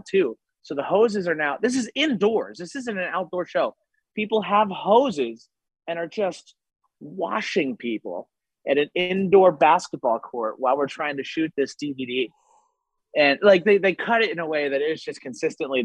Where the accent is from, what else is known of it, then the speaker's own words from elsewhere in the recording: Lancaster, Pennsylvania, United States; now in Los Angeles, United States; I'm from Pennsylvania originally